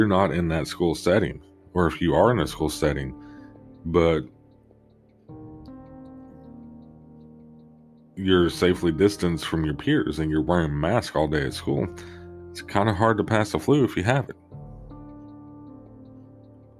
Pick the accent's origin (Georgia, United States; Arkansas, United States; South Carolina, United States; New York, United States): Arkansas, United States; Arkansas specifically, because that is my home state